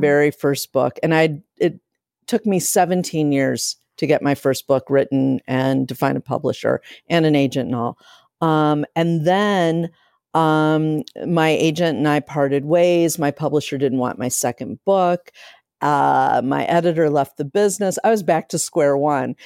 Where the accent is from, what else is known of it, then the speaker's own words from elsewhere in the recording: Akron, Ohio, United States; now in Chicago, United States; I grew up in Akron, Ohio